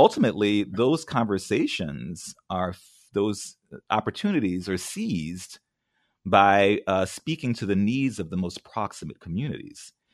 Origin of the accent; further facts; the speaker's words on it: New Orleans, Louisiana, United States; moved away; also born or lived in California / Memphis; I grew up in New Orleans.